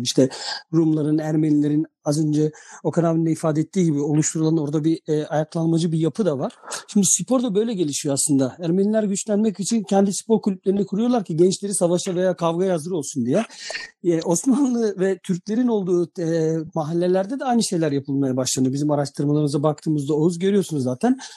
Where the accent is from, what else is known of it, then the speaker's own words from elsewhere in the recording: Novi Pazar, Šumadija and Western Serbia, Serbia; Ben Adapazarı'na çok uzak değilim. Ben Novi Pazarlıyım.